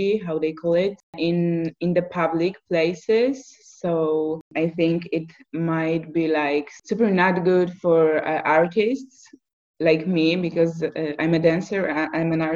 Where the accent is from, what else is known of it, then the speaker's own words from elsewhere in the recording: Poland; now in Poznan, Poland; growing up in a really small city in Poland